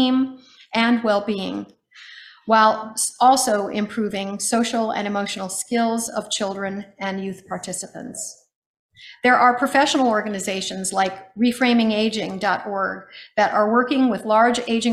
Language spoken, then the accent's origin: English; United States; as an American growing up in America